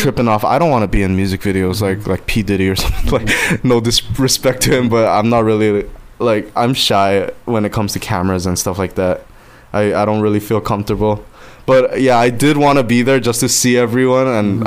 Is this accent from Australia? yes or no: no; Guam; now in Los Angeles, United States; I live in LA. I'm from Guam